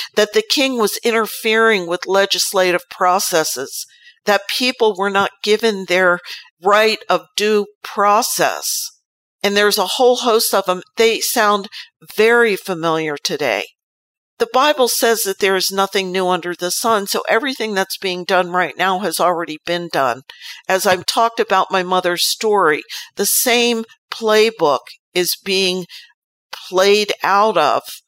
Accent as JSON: {"language": "English", "country": "United States"}